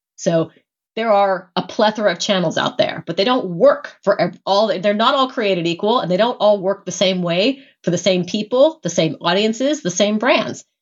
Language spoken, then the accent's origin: English; United States; an American who grew up with all